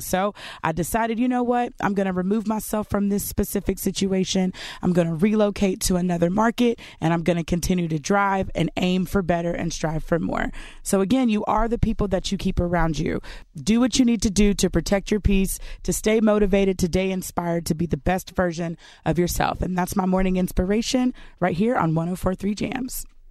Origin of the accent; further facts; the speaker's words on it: Glasgow, Kentucky, United States; moved away as an adult; I am from a super small town, super, super small town by the name of Glasgow, Kentucky